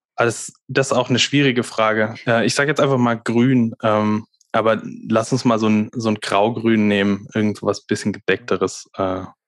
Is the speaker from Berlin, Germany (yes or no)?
no; near Reutlingen, Swabia, Baden-Württemberg, Germany; moved away as an adult; also born or lived in Darmstadt; Also ich komme aus der Nähe von Reutlingen. Ähm, das ist so, ja, 20, 20 Kilometer südlich von Stuttgart, also aus Stuttgart. dem Schwabeländle